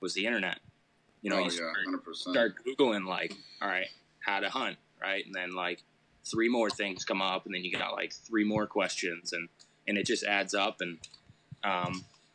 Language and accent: English; Laconia, New Hampshire, United States; moved away as an adult; now in Boston, United States; I grew up in Laconia